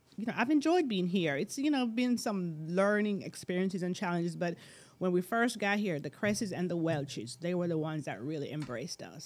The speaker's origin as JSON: {"language": "English", "country": "Jamaica", "moved": "yes", "said": "I'm from Jamaica originally."}